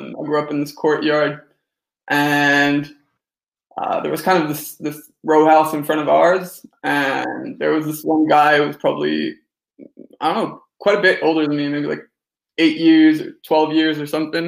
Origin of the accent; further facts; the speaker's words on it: Helsinki, Uusimaa, Finland; also born or lived in United States / Montreal, Canada; now in Copenhagen, Denmark; I'm originally from Helsinki, Finland, which is kind of the odd, weird brother of Sweden and Denmark. Grew up there in a kind of international household